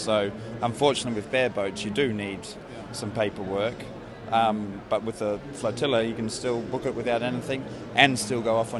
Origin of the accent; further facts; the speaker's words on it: Australia; now in Greece; from Australia, living in Greece